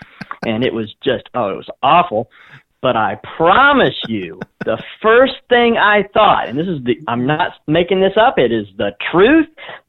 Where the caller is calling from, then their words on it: Springport, Indiana, United States; I'm calling from Springport, Indiana.